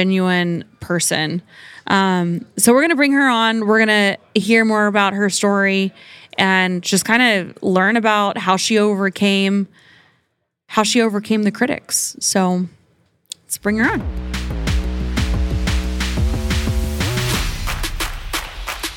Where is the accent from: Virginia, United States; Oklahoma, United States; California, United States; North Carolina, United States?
Oklahoma, United States; I grew up in Oklahoma